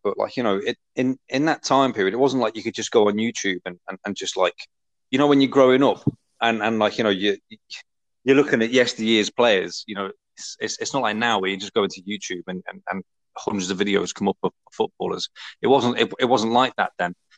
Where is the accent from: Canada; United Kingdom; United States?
United Kingdom; Essex, East of England; also born or lived in Liverpool; I spent most of my growing up uh, in Essex